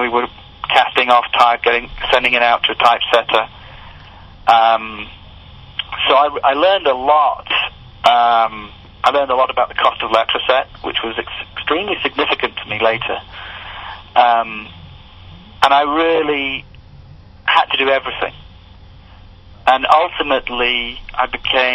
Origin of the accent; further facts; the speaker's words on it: United Kingdom; moved away as an adult; now in United States; I'm British